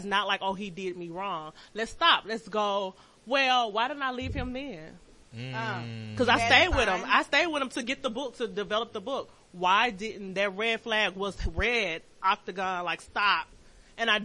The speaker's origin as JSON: {"language": "English", "town": "Birmingham", "region": "Alabama", "country": "United States", "moved": "as an adult", "said": "I'm from Birmingham, Alabama. Moved here for a guy, basically"}